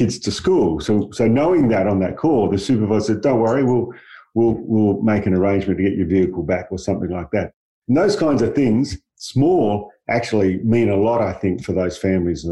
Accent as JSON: {"language": "English", "town": "Perth", "region": "Western Australia", "country": "Australia", "tie": "born or raised there", "said": "I grew up in Perth, really working kind of class background"}